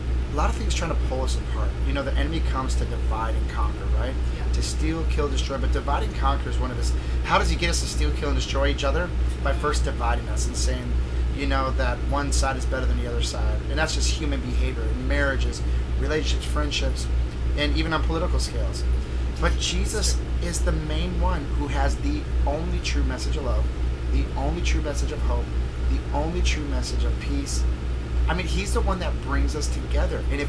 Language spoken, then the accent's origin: English; United States; I'm American